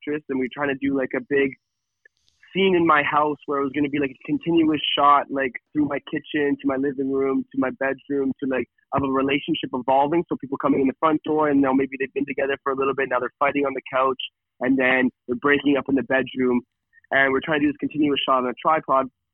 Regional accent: Kelowna, British Columbia, Canada; moved away as an adult; now in Calgary, Canada; when I was 18 and I was growing up in Kelowna, I decided that once I graduated, that Calgary was my spot to be

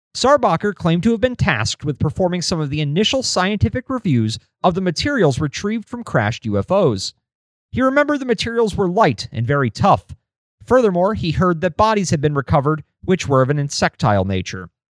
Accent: United States; I'm an American

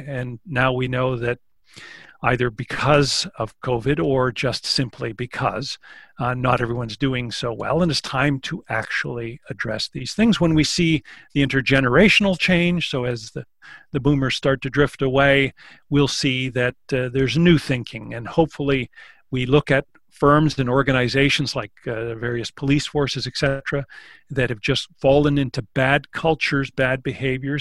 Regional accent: Canada; one of the ways we define ourselves is by saying that we're not American.

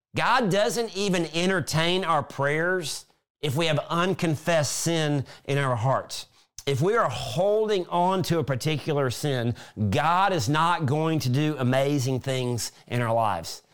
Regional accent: South Mississippi, United States; when I was a kid growing up in South Mississippi

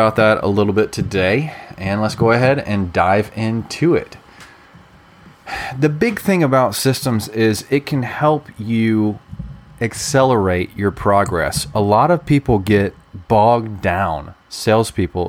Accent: Alabama, United States; I'm also from Alabama too

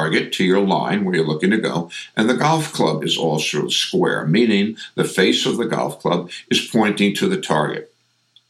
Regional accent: New York, United States; accent: New York; I get very New York.

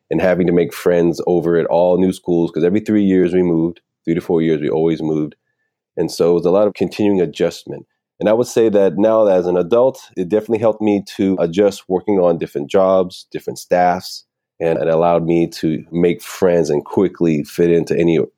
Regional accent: Puerto Rico; Puerto Rico is part of the United States and we are born American citizens since the mm-hmm. Jones Act. But yeah, I'm definitely Puerto Rican. I'm proud American.

